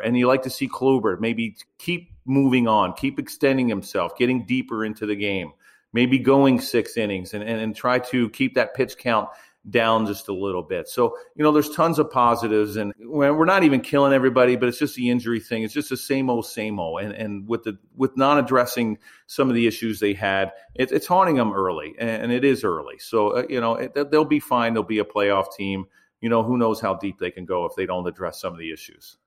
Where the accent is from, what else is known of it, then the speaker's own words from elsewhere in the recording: Baltimore, Maryland, United States; I grew up in Baltimore